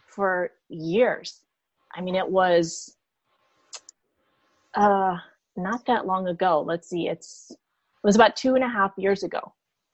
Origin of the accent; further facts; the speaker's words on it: Peru; moved away; I'm from Peru